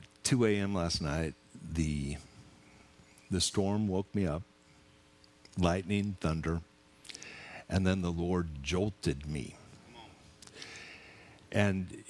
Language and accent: English; Seattle, Washington, United States; moved away; also born or lived in Clanton; I'm from Seattle